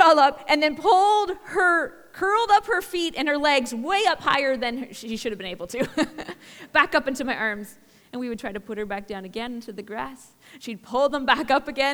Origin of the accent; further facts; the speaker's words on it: Barrie, Ontario, Canada; born and raised in Barrie, Ontario.